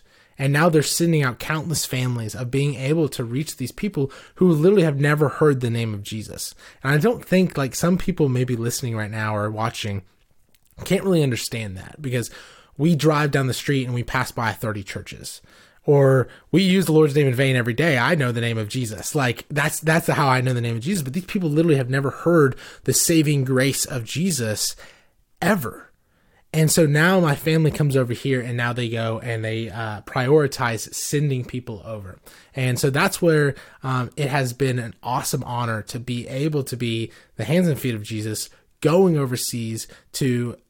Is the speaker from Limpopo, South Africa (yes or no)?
no; Johannesburg, Gauteng, South Africa; born there; also born or lived in Livingstone, Zambia; So I was born in Johannesburg, South Africa, and lived in Livingstone, Zambia. And so it's just north of South Africa is, Zambia.